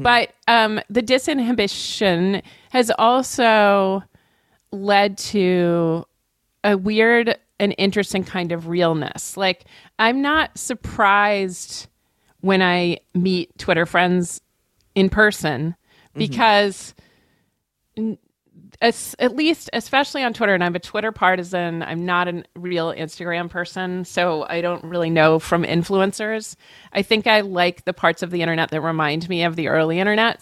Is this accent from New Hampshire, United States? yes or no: yes; New Hampshire, United States; where I was born in New Hampshire